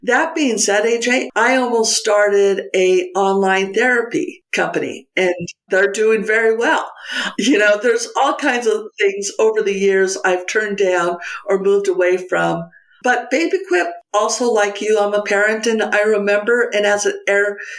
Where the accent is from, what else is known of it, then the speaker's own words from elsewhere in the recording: Santa Fe, New Mexico, United States; moved away as an adult; also born or lived in San Francisco / Alameda; Bought a house in Santa Fe, which is my hometown and where I'm coming to you today